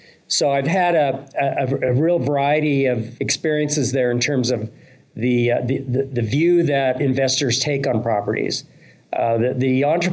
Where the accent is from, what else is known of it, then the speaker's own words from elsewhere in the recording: Canada; growing up in Canada